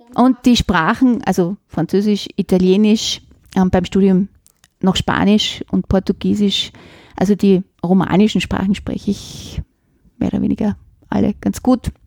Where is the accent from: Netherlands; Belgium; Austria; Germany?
Austria; Vienna; accent: Viennese dialect; also born or lived in Florence, Italy / Switzerland; ich bin in einer Gärtnerei in Simmering aufgewachsen